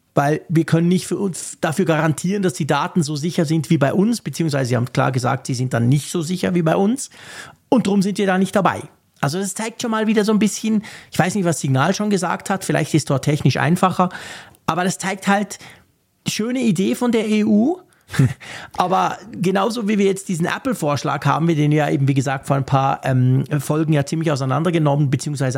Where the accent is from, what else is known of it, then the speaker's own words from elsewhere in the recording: Switzerland; ich bin Schweizer